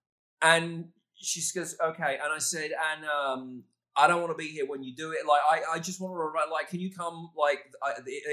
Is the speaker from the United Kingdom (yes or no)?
yes; United Kingdom; moved away as an adult; now in Dallas, United States; a British guy on the radio